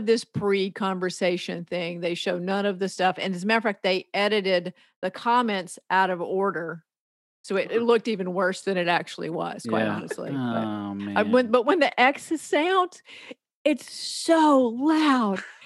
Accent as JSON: {"language": "English", "town": "Athens", "region": "Georgia", "country": "United States", "tie": "born or raised there", "moved": "yes", "lives_now": "Maine, United States", "said": "I grew up in Athens. I grew up going to the games, you know, and when I moved to Maine"}